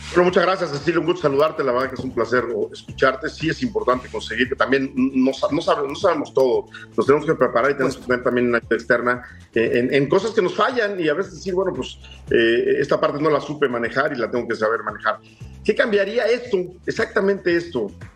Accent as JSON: {"language": "Spanish", "country": "Mexico"}